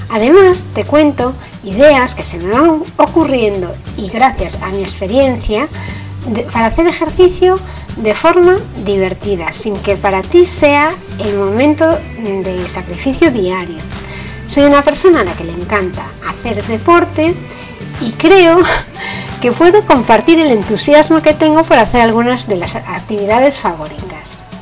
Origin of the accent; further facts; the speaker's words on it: Spain; bueno, por decir que no lo digo nunca, pero estoy en España, soy española.